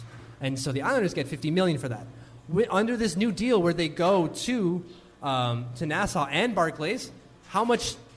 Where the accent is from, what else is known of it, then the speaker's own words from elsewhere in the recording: Canada; I'm Canadian.